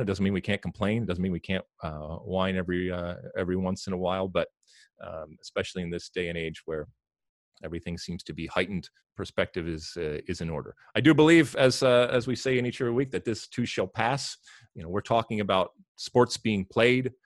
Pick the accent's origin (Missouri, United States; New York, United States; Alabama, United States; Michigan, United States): Michigan, United States; Detroit; I'm from Detroit